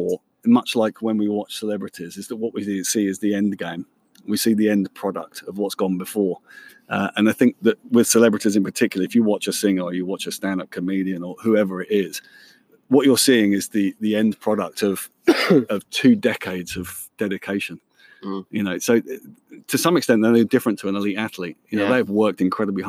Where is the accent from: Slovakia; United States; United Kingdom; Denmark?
United Kingdom; Luton, East of England; I'm born and brought up in Luton